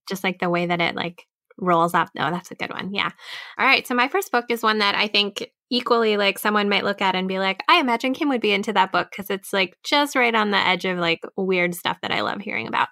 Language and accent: English; Minnesota, United States; my home state